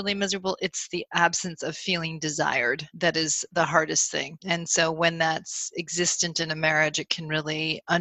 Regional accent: Burlington, Vermont, United States; moved away as an adult; also born or lived in New England; now in Chicago, United States; I grew up in Burlington, Vermont

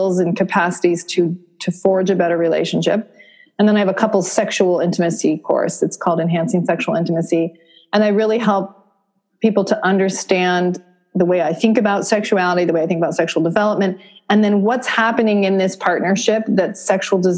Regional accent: Vermont, United States; I grew up in Vermont, so wicked was, you know, just the basic word

